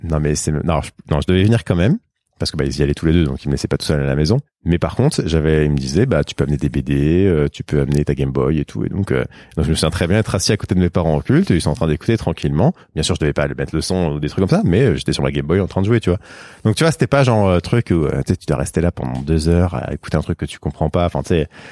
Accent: Sarcelles, Île-de-France, France; j'ai grandi à Sarcelles, en banlieue parisienne

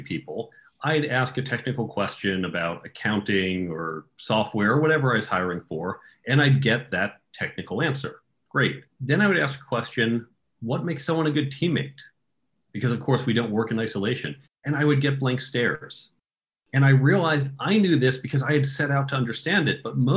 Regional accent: United States; also born or lived in New York area / Chicago area; I grew up outside of New York and outside of Chicago

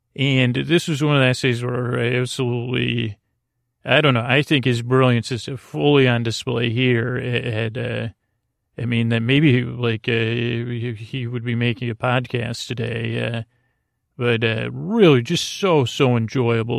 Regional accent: Syracuse, New York, United States; I grew up in Syracuse, New York, uh, home of the great New York State Fair

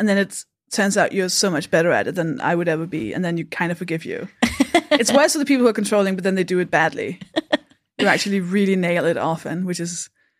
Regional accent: Denmark; now in United Kingdom; I am from Denmark.

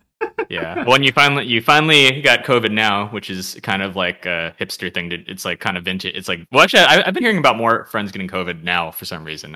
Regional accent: San Jose, California, United States; we grew up together in San Jose

